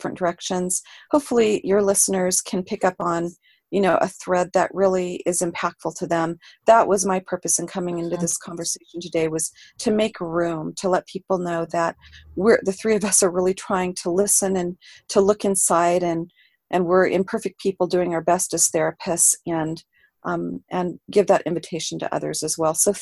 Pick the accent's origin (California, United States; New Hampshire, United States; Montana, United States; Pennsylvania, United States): California, United States; Los Angeles; I grew up in Los Angeles, California